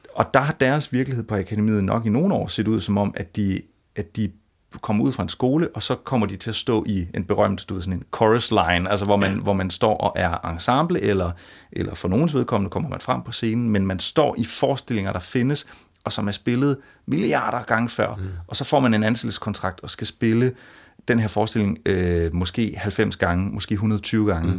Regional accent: Funen, Southern Denmark, Denmark; jeg er jo selv fra Fyn

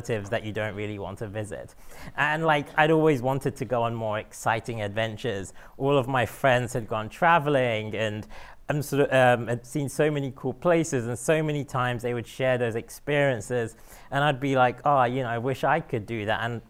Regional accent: London, United Kingdom; moved away as an adult; now in San Francisco, United States; I was born and brought up in London and moved to San Francisco a couple of years ago

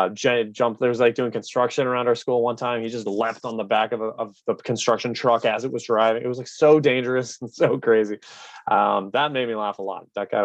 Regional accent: Canada; So my mom's from Belgium. My dad's from England. Yeah. We grew up in Canada.

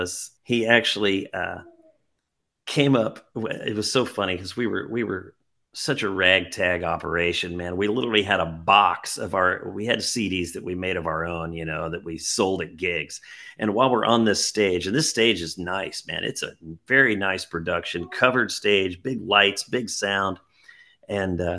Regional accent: Springfield, Missouri, United States; I'm from Springfield, Missouri

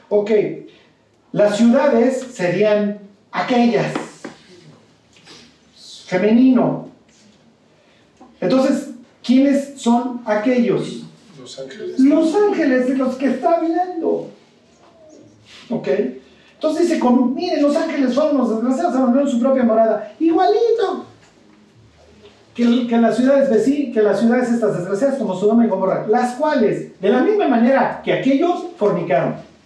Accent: Spain; Yo soy español, porque es la niña, esta chica.

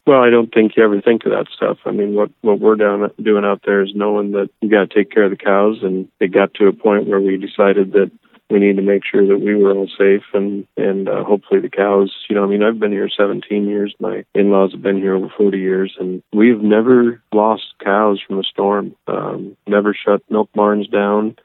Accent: Minnesota, United States; moved away; I grew up in Minnesota

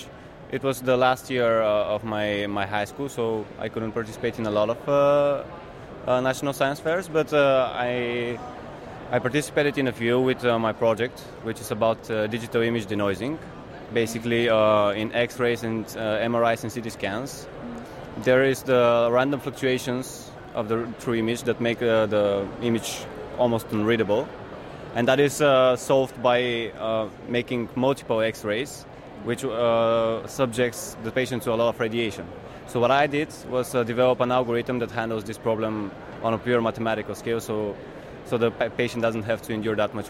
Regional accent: Bulgaria; I'm from Bulgaria

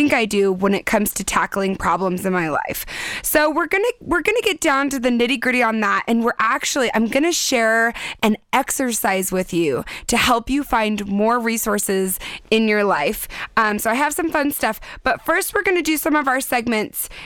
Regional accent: San Diego, California, United States; I'm from San Diego

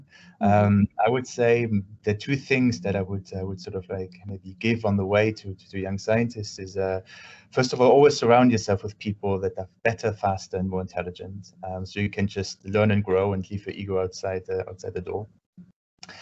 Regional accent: Germany; moved away as an adult; also born or lived in United Kingdom; now in Paris, France; I grew up in Germany and I studied in the UK and now I work in France

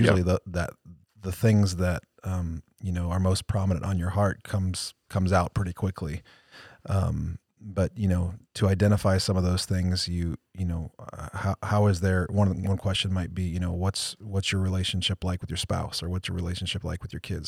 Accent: Cleveland, Ohio, United States; I'm going for my hometown team. I'm going for the Browns. Cleveland all the way

